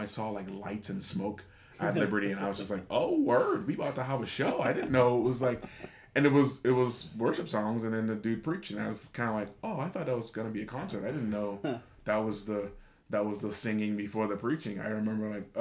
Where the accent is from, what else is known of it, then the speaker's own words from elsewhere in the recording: Bahamas; moved away as an adult; growing up in conservative churches in the Bahamas